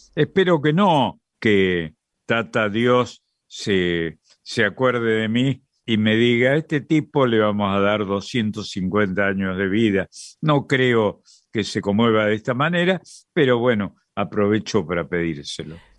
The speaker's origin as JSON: {"language": "Spanish", "country": "Argentina", "said": "Yo, como muchos argentinos, soy hijo de extranjeros latinos"}